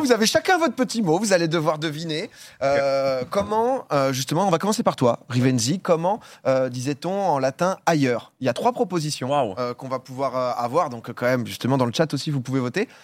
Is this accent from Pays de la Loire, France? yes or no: no; Paris, Île-de-France, France; je viens de Paris